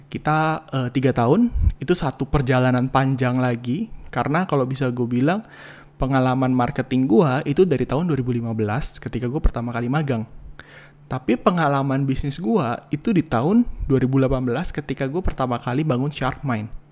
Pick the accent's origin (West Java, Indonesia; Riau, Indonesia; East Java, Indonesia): West Java, Indonesia; Cirebon; nikah di Jakarta dan Cirebon karena gue dari Cirebon istri gue dari Jakarta